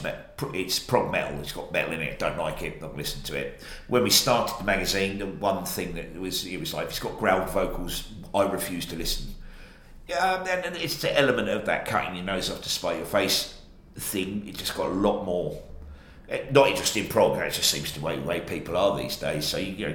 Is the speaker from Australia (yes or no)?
yes; Australia; now in United Kingdom; I grew up in Australia